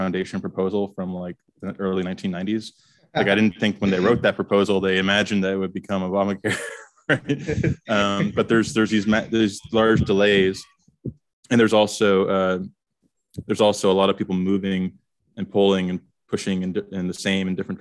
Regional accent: Canada; moved away as an adult; I'm from Canada originally

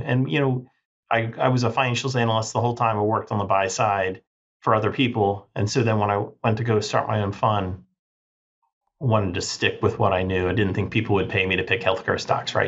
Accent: Northern Virginia, United States; I grew up in Northern Virginia

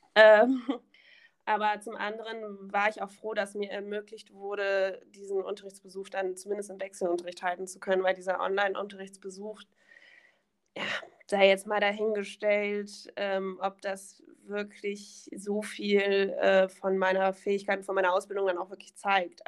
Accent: Königswinter, North Rhine-Westphalia, Germany; Aus Königswinter

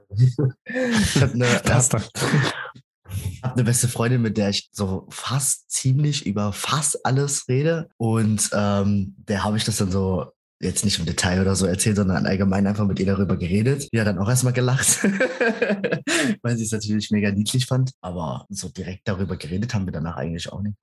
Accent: Frankfurt am Main, Hesse, Germany; ich bin in Frankfurt am Main geboren

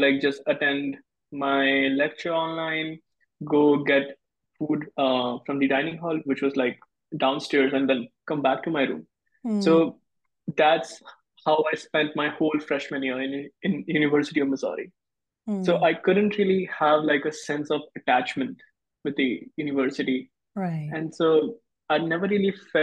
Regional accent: West Bengal, India; now in Arkansas, United States; I'm from India originally, West Bengal, India.

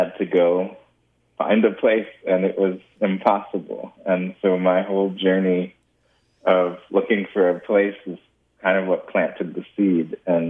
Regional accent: California, United States; I grew up in California, been here all my life

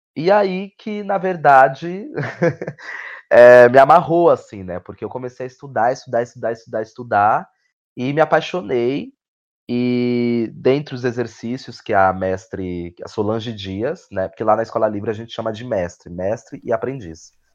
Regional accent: São Paulo, Brazil; sou de Goianazes, extremo leste de São Paulo

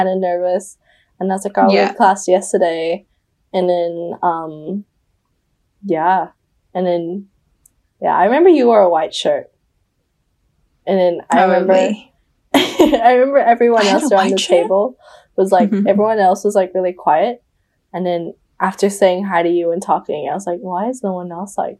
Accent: Bali, Indonesia; moved away; I'm from Indonesia, I'm from Bali

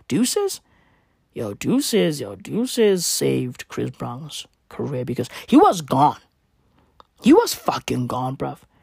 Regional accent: South Africa; I'm not even American. I'm fucking South African

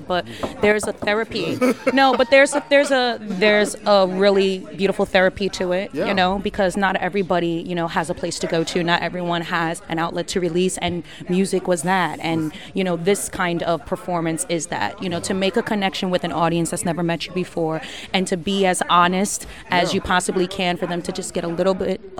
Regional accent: Newark, New Jersey, United States; I'm from Newark, New Jersey

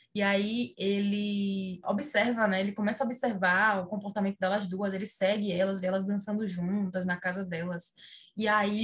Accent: Salvador, Bahia, Brazil

